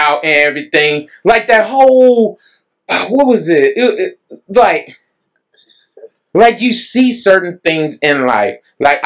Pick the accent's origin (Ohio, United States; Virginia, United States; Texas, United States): Texas, United States; Dallas; also born or lived in Mesquite, Texas / Oak Cliff, Dallas; I grew up in Pleasant Grove, and I lived in Mesquite, then moved to North Dallas, then moved back to Pleasant Grove, then stayed in Oak Cliff